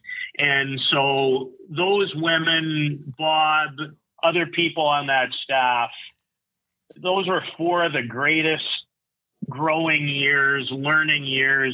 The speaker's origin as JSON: {"language": "English", "town": "Saskatoon", "region": "Saskatchewan", "country": "Canada", "tie": "born or raised there", "said": "I grew up in Saskatoon"}